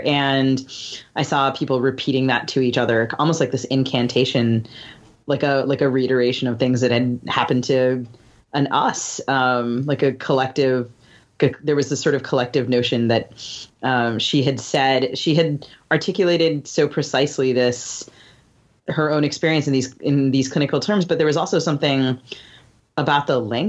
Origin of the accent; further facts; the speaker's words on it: Bethesda, Maryland, United States; moved away; I grew up in Bethesda where Brett Kavanaugh is from.